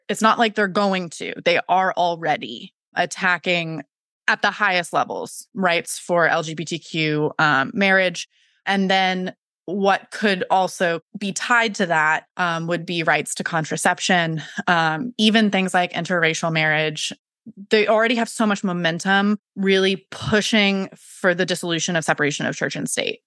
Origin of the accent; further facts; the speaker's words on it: Florida, United States; now in South Carolina, United States; I'm from Florida